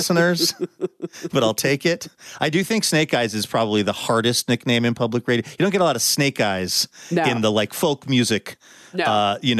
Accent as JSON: {"language": "English", "town": "Seattle", "region": "Washington", "country": "United States", "tie": "born or raised there", "said": "my childhood growing up in Seattle"}